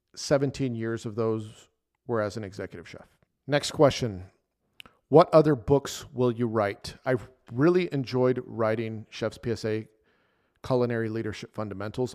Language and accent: English; El Paso, Texas, United States; El Paso, Texas, which is my hometown